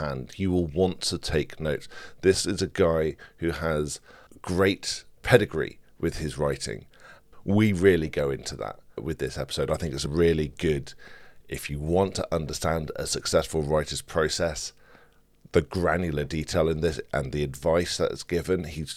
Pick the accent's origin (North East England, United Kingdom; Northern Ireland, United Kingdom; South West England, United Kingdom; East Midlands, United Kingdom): South West England, United Kingdom; Bristol; I live in Bristol, I was born in Bristol, Bristol is in my blood